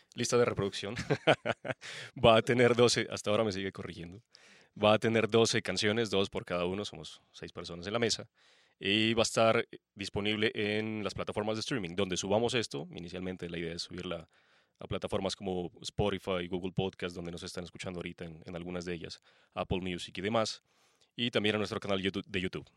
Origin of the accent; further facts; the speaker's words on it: Pasto, Nariño, Colombia; Pastense, obviamente. Soy de Pasto.